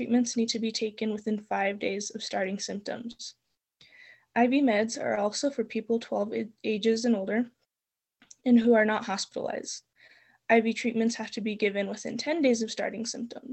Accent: Espanola, New Mexico, United States; I am from Espanola, New Mexico, and I am 17 and will be going into my senior year at Espanola Valley High

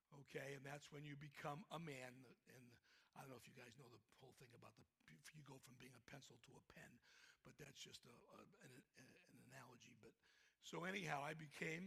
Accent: Boston, Massachusetts, United States; accent: Boston; moved away; my Boston accent

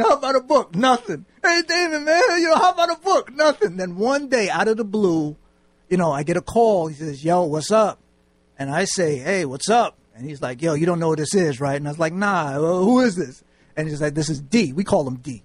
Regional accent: New York City, New York, United States; moved away as an adult; I'm from New York

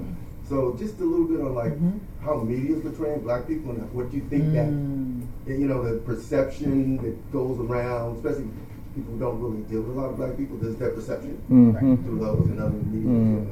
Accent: San Francisco, California, United States; Because I was born and raised in Vernal Heights.

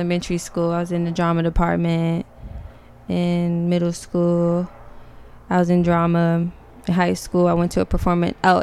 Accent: Prince George's County, Maryland, United States; moved away as an adult; now in Inglewood, United States; I'm from PG, Maryland, and that's a part of the DMV, DC, Maryland, Virginia

